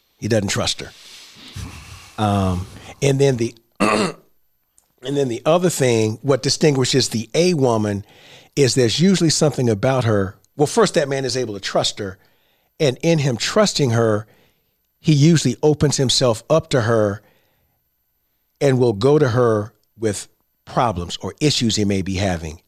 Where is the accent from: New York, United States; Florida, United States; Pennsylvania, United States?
Florida, United States; Central; I grew up in Central Florida